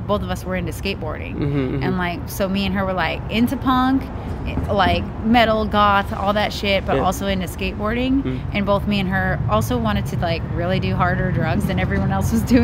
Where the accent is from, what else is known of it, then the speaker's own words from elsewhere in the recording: Portland, Oregon, United States; also born or lived in Seattle; now in Los Angeles, United States; I'm from Portland, Oregon originally